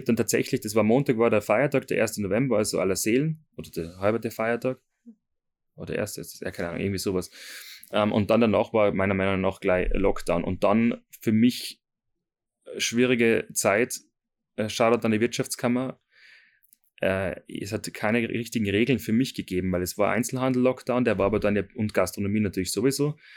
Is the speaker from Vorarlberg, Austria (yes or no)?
no; Seekirchen am Wallersee, Salzburg, Austria; habe dann eine Lehrstelle gefunden in Seekirchen, ähm, wo ich herkomme